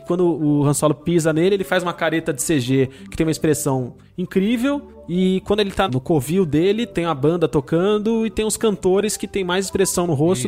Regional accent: Marapé, São Paulo, Brazil; como dizem lá na minha terra, lá no Marapé

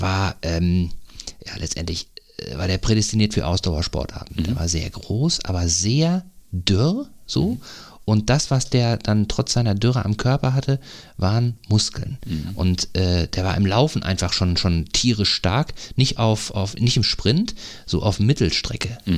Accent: North Rhine-Westphalia, Germany; now in Eckernförde, Germany; ich komme ja aus Nordrhein-Westfalen ursprünglich

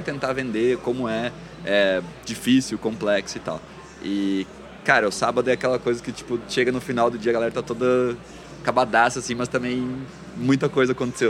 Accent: Santa Catarina, Brazil; also born or lived in Florianópolis / Balneário Camboriú; Hoje moro em Floripa, sou de Santa Catarina, mas já vivi aí em várias cidades do estado

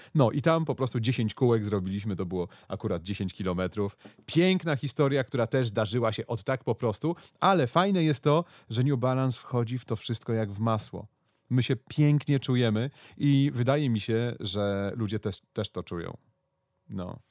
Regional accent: Konstancin-Jeziorna, Masovian Voivodeship, Poland; jestem z Konstancina

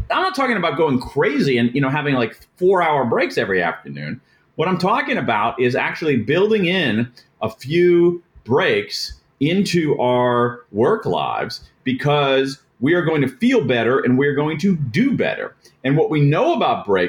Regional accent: Central Ohio, United States; I grew up in Central Ohio

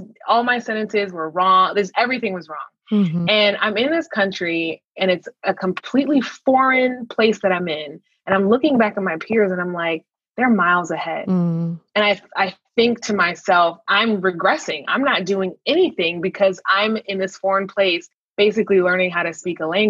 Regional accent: Minnesota, United States; I grew up in Minnesota

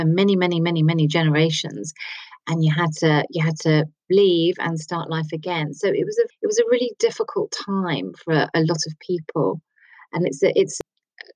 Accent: Kent, South East England, United Kingdom; I was born, and I grew up in Kent

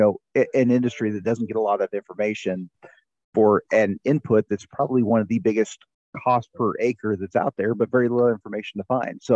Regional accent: Northwest Missouri, United States; I grew up in Northwest Missouri, family farm, just between St. Joe and Kansas City

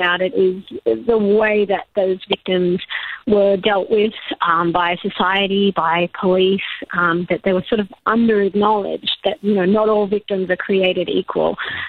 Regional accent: Sydney, New South Wales, Australia; I promise I'm from Sydney.

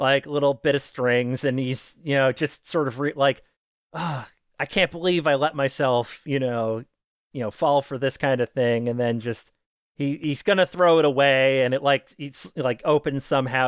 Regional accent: Maine, United States; I'm a Catholic from Maine

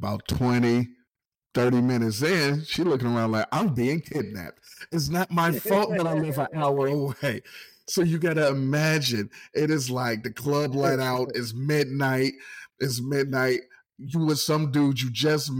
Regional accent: Ohio, United States; moved away as an adult; also born or lived in Louisiana / Virginia; I'm from Ohio.

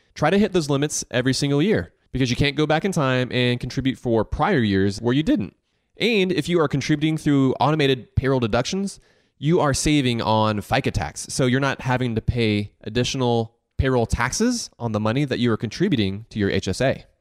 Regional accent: the South, United States; I grew up here in the South

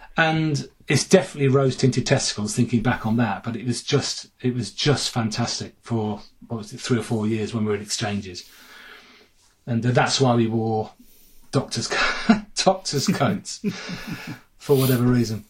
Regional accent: Sutton Coldfield, West Midlands, United Kingdom; moved away as an adult; also born or lived in Bath; I'm from Four Oaks

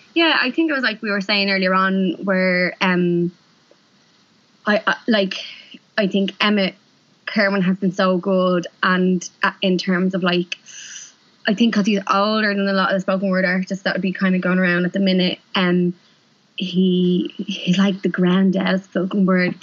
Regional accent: Dublin, Leinster, Ireland; also born or lived in London; I'm from East Wall

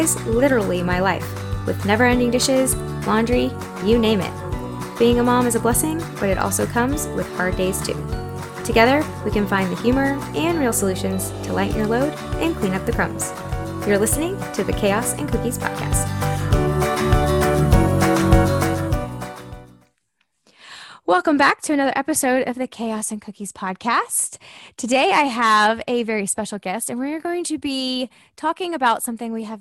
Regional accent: the South, United States; now in Austin, United States; I'm from the South

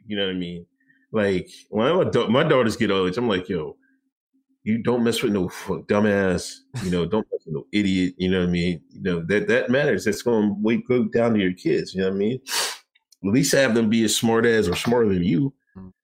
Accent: Pennsylvania, United States; I'm from Pennsylvania

